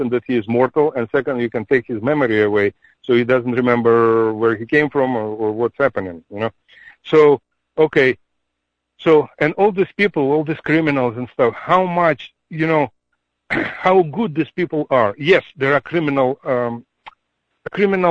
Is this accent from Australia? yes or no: no; Ukraine; moved away; also born or lived in Russia; I'm from Ukraine myself. I'm a Ukrainian